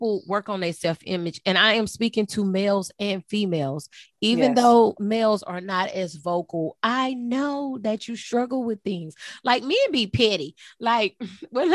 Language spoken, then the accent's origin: English; Texas, United States; now in South Carolina, United States; I'm from Texas. We grew up on Bluebell